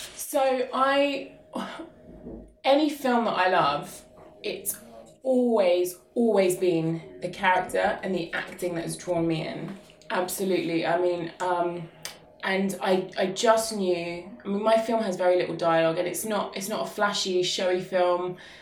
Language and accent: English; Luton, East of England, United Kingdom; Luton is my hometown. Um, I was born and raised here